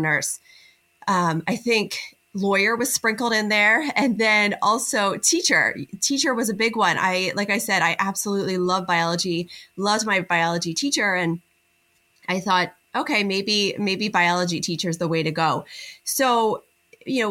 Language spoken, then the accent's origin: English; outside of Philadelphia, Pennsylvania, United States; right about 15 minutes from where I grew up outside of Philadelphia